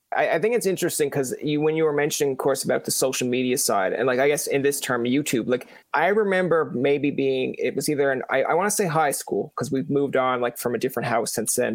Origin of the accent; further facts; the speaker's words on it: Newfoundland and Labrador, Canada; I'm from Newfoundland originally